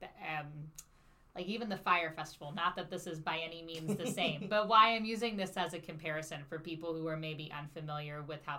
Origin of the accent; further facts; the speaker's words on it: Cincinnati, Ohio, United States; now in St. Louis, United States; the Valley Temple, which was like 10 minutes up the street from where I grew up in Cincinnati.